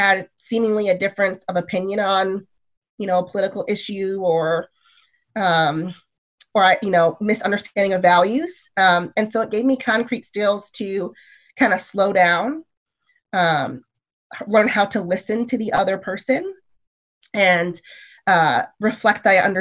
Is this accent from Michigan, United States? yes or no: yes; Michigan, United States; moved away as an adult; now in California, United States; my community that I grew up in Michigan is actually really diverse